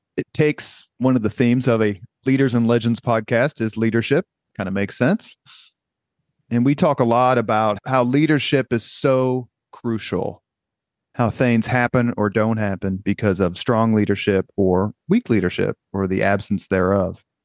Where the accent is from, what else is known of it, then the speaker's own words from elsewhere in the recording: Indianapolis, Indiana, United States; I grew up on University Avenue and would walk past both those houses on my way to school every day